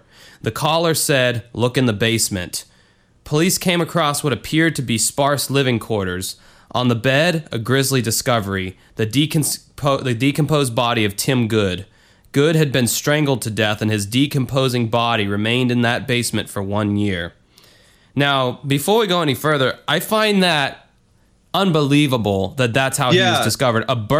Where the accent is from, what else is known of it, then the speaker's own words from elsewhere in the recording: New York, United States; Now, I don't know why I'm from New York or whatever, but I am.